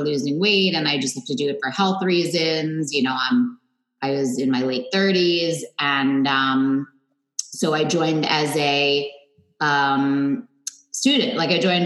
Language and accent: English; New York City, New York, United States; moved away as an adult; now in Westport, Connecticut, United States; I grew up in Manhattan